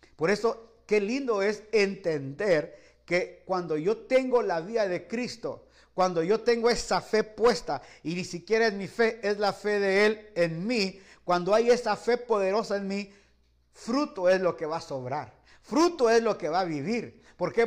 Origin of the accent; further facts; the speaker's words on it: Guatemala; moved away; also born or lived in Los Angeles, United States / Guayaquil, Ecuador; yo soy guatemalteco